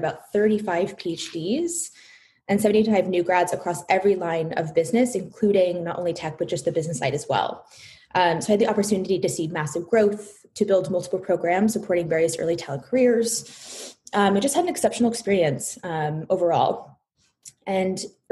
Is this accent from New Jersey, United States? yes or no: no; Palo Alto, California, United States; I was born and raised in Palo Alto, traveled down to Southern California for college